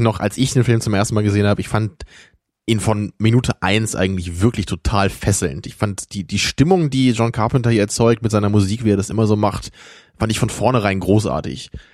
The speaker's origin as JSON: {"language": "German", "town": "Rotenburg", "region": "Lower Saxony", "country": "Germany", "moved": "yes", "said": "ich komme ja aus Rotenburg, Wimmel"}